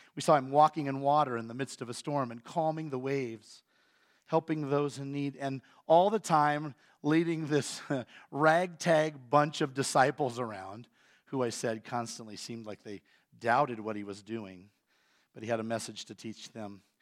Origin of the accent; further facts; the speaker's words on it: Iowa, United States; moved away; I'm from Iowa